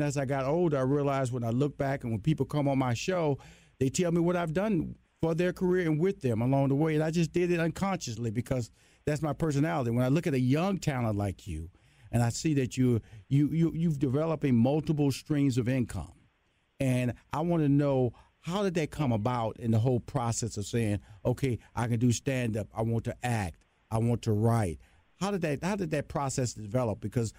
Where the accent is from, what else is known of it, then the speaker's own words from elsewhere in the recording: Houston, Texas, United States; I'm from Houston, Texas, a Southern boy